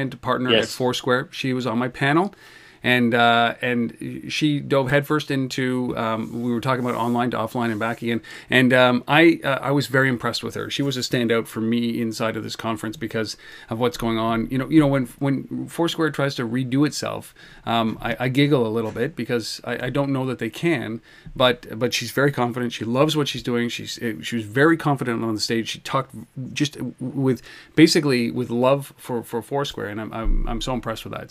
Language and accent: English; Canada; I'm Canadian